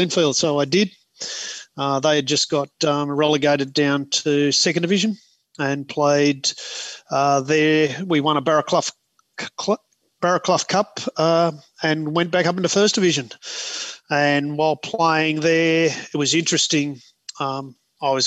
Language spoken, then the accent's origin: English; West Wyalong, New South Wales, Australia; also born or lived in Sydney; I grew up in West Wyalong.